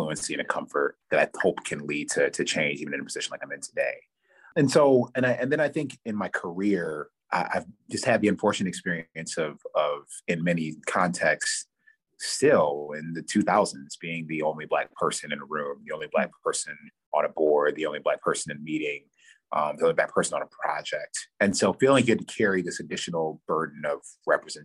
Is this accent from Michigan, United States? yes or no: yes; Farmington, Michigan, United States; also born or lived in Detroit, Michigan; I was born in Detroit, and then my family moved to Farmington, which is a suburb, northwest suburb of Detroit, when I was 8 and a half.